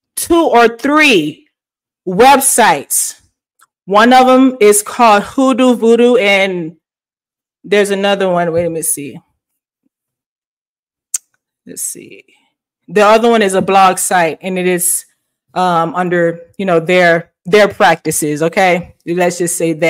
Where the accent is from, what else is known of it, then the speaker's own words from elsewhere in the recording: the South, United States; moved away; I am a Southern girl. I am from the South